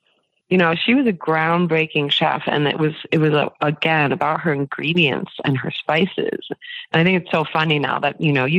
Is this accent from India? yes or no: no; New York, United States; I'm a New Yorker, so it's going to be hard for me to tear the Band-Aid off